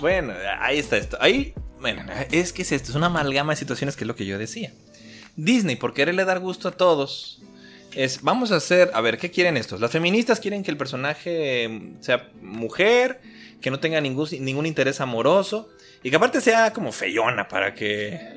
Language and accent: Spanish; Mexico; yo que soy mexicano